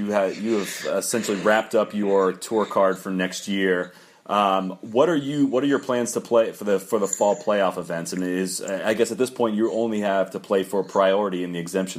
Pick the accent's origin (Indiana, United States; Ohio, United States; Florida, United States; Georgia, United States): Ohio, United States; Dublin; I'm from Dublin, Ohio